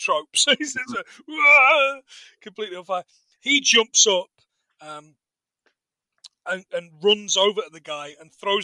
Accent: England, United Kingdom; I'm English

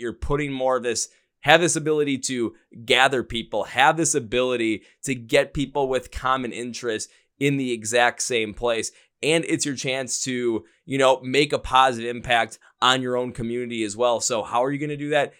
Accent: Milwaukee, Wisconsin, United States; I'm from Milwaukee, Wisconsin, about maybe an hour and a half north of Chicago

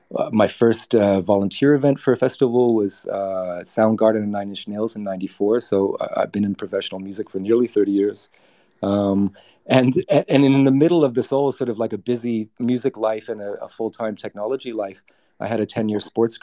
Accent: Singapore; also born or lived in Britain; I'm a tri-national. I'm a Canadian New Zealander born in Britain. I grew up in Singapore

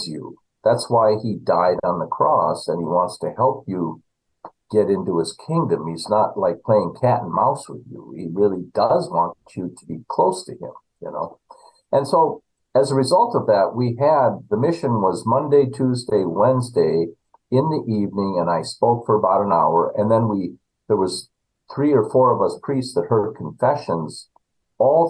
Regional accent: Minnesota, United States; moved away; growing up in Minnesota

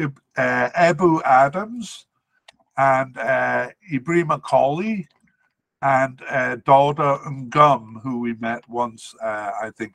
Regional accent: Cardiff, Wales, United Kingdom; I grew up in Cardiff

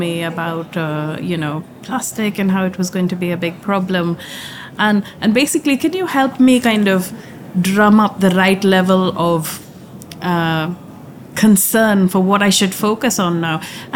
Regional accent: India; moved away; I grew up in India

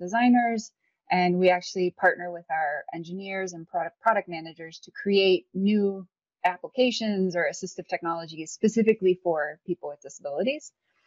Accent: Illinois, United States; moved away; also born or lived in St. Louis, Missouri; I was born in St. Louis, but raised in Illinois most of my life.

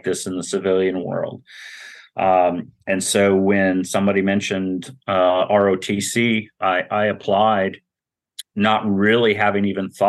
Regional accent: Montana, United States; moved away as an adult; we were middle class growing up in Montana

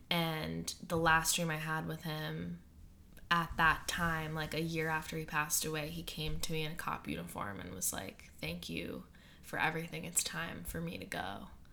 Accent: Western Massachusetts, United States; where I grew up in Western Massachusetts

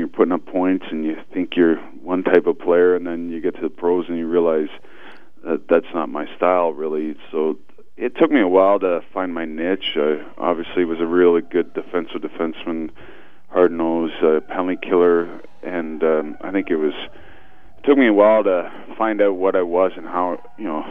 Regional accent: Lindsay, Ontario, Canada; I grew up in Lindsay, Ontario.

